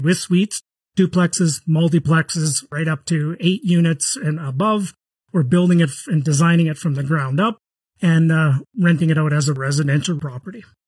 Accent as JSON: {"language": "English", "country": "Canada", "said": "I'm from Canada"}